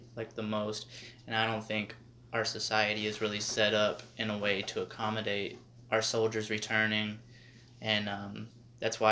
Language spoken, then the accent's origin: English; Arizona, United States; moved away; I'm from Arizona